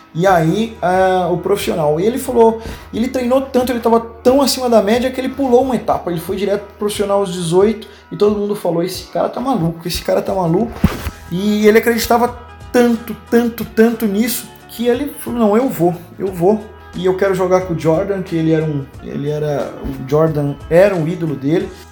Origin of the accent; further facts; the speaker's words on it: Pontes Lacerda, Mato Grosso, Brazil; moved away as an adult; now in Franca, Brazil; vivi 12 anos maravilhosos da minha vida numa cidade chamada Pontes Lacerda